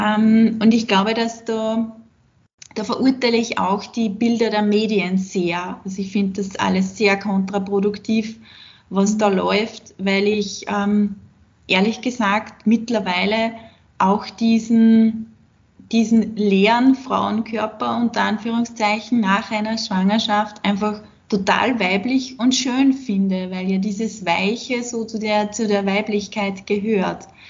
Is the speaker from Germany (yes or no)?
no; Austria; bei uns in Österreich